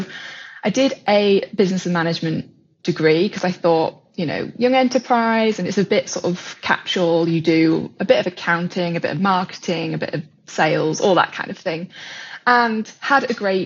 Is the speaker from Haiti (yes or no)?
no; Yorkshire and the Humber, United Kingdom; now in London, United Kingdom; I was originally from Yorkshire. I was brought up on a farm